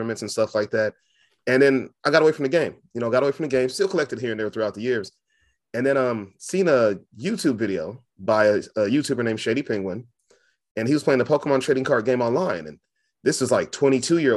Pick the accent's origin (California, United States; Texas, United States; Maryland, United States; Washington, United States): California, United States; Fresno; I'm from Fresno, California